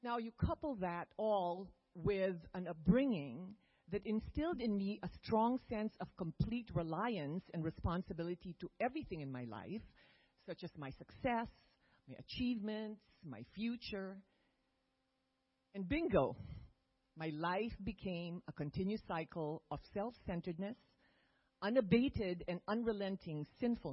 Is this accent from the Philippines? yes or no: yes; Philippines; moved away; also born or lived in California; I was born a Catholic in the Philippines.